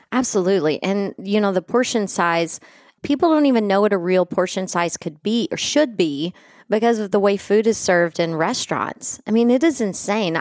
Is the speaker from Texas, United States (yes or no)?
yes; West Texas, United States; where I grew up in West Texas in the eighties